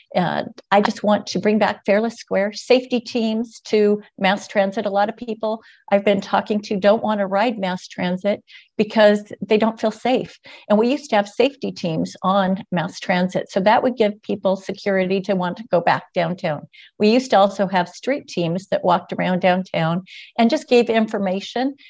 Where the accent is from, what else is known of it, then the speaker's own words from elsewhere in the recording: Portland, Oregon, United States; I was born and raised in Portland